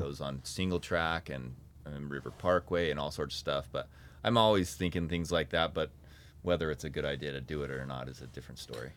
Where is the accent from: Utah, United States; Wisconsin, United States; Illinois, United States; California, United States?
Utah, United States; North Ogden; I grew up in North Ogden, so I grew up playing in Coldwater Canyon.